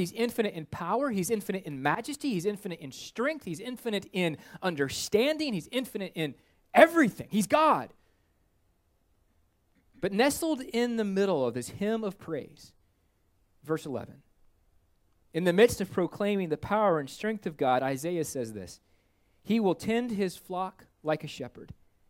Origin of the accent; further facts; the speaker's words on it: Minnesota, United States; not because I'm a snowbird from Minnesota.